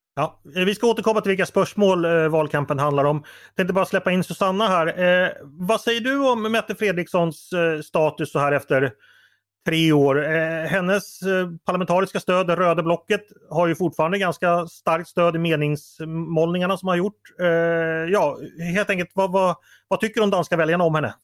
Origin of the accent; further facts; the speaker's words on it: Sweden; som svensk